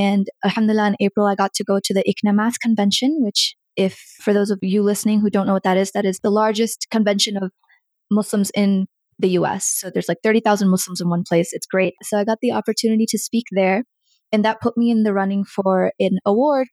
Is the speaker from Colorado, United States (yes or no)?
yes; Colorado, United States; also born or lived in Bihar, India / New Jersey; We were in New Jersey for a while and then we came to Colorado